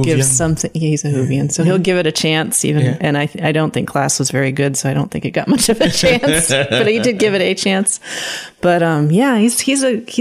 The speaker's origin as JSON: {"language": "English", "country": "United States", "said": "being dumb American"}